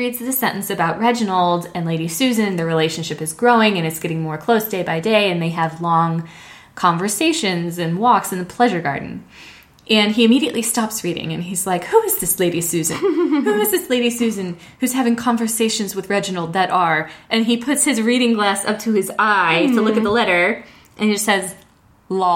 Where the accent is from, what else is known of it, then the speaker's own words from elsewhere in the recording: United States; Americans, we pretty much frame every conversation like everybody is an American.